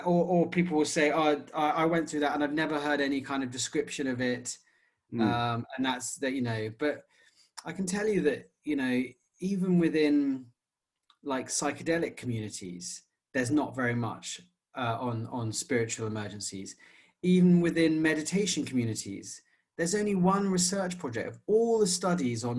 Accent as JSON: {"language": "English", "country": "United Kingdom", "said": "in the UK, our mainstream culture is quite secular"}